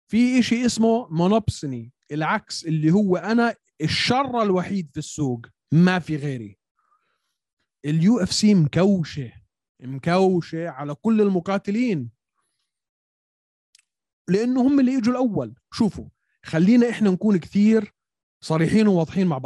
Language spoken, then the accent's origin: Arabic; Syria; انا سوري